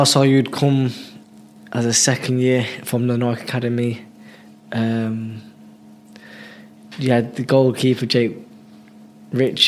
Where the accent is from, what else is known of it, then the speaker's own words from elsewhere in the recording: Coventry, West Midlands, United Kingdom; Cov lad, yeah, Holbrook